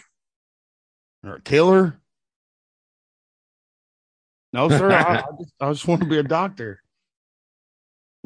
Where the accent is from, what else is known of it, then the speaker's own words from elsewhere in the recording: Kentucky, United States; moved away; I grew up in a single wide trailer in a holler in the middle of nowhere, Kentucky